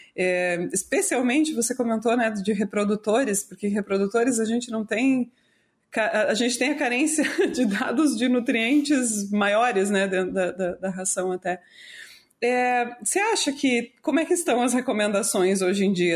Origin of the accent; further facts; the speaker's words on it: Brazil; a gente é brasileiro